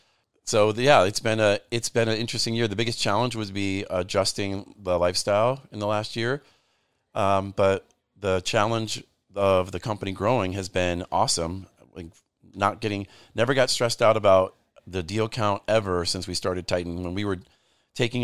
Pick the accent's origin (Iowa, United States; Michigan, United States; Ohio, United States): Michigan, United States; Grand Rapids; growing up in Grand Rapids, Michigan